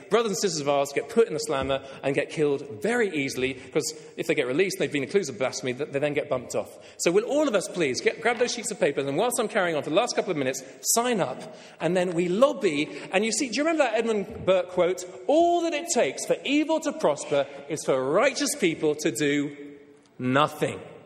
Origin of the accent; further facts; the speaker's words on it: England, United Kingdom; I'll speak as an Englishman